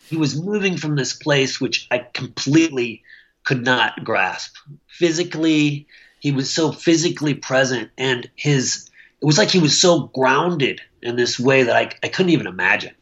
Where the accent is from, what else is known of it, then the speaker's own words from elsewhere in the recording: Michigan, United States; also born or lived in Okayama, Japan / Missoula, Montana; now in Langley, United States; I'm a Midwestern boy. I grew up in Michigan